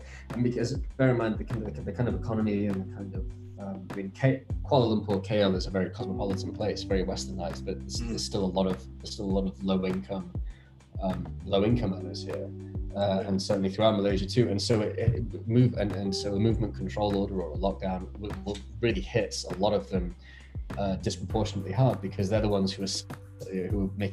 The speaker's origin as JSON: {"language": "English", "country": "United Kingdom", "tie": "born or raised there", "moved": "yes", "said": "I speak as a Brit, of course, having born and raised there"}